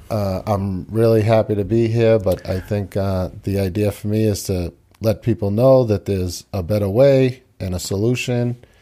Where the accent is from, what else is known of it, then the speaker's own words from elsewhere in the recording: Quincy, Massachusetts, United States; also born or lived in Tokyo, Japan; I grew up here in Quincy